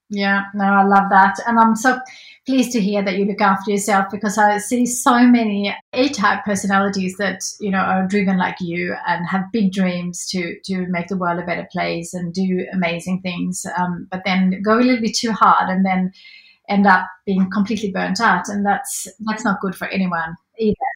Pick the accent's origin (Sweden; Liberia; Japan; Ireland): Sweden; now in Australia; growing up in Sweden